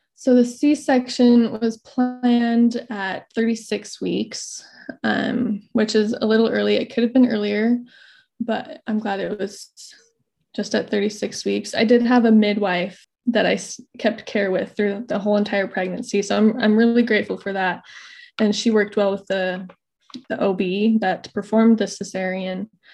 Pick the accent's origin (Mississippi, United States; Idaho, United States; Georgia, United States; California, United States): Idaho, United States; I'm from Idaho. I currently live in North Idaho.